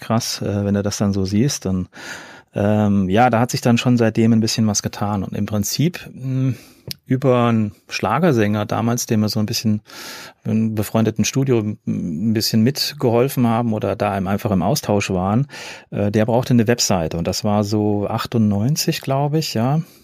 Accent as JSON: {"language": "German", "town": "Fulda", "region": "Hesse", "country": "Germany", "tie": "born or raised there", "also_born_or_lived": "Cologne", "said": "in meinem Heimatort in Fulda"}